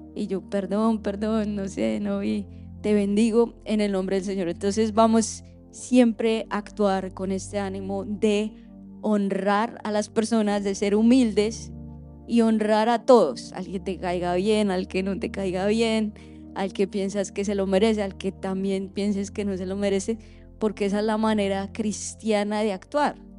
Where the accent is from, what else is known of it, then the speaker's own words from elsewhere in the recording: Colombia; now in Orlando, United States; nosotros como colombianos